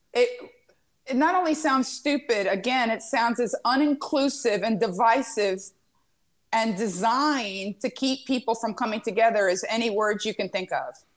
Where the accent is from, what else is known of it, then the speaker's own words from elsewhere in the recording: Miami, Florida, United States; moved away; I grew up in Miami